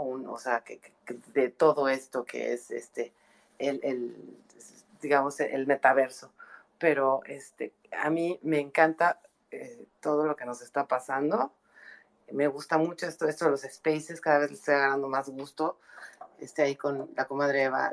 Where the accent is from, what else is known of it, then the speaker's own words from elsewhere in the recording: northern Mexico, Mexico; como mexicanos tenemos un, tema así como cultural de, echar mucha carrilla, como decimos en el norte